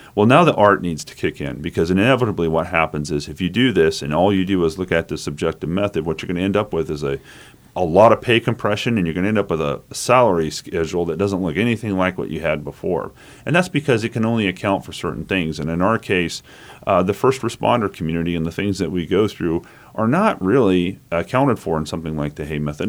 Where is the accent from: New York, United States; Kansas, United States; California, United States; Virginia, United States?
Kansas, United States; Manhattan; also born or lived in Wichita, Kansas; I was born in Wichita, but, you know, a little toddler, I got here to Manhattan, I've been here ever since